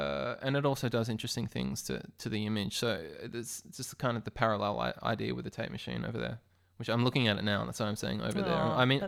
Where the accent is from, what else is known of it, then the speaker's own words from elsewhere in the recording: Melbourne, Victoria, Australia; that's not because I'm a snob from Melbourne